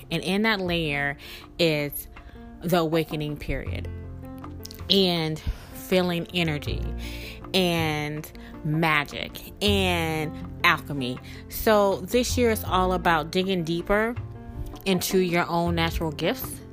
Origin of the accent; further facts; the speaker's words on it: Mississippi, United States; accent: Southern; moved away as an adult; also born or lived in New Orleans, Louisiana; I am a Southern girl, born and raised in Mississippi